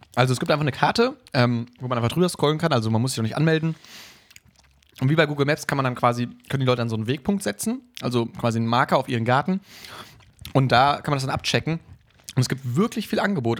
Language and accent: German; Emsdetten, North Rhine-Westphalia, Germany; moved away; meine Heimat, ähm, Emstetten